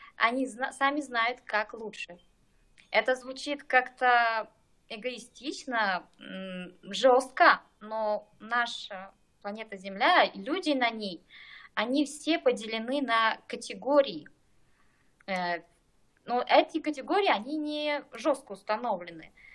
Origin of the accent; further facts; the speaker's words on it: Krasny Yar, East Kazakhstan Region, Kazakhstan; Я из Восточного Казахстана, Бородулихинский район, село Красный Яр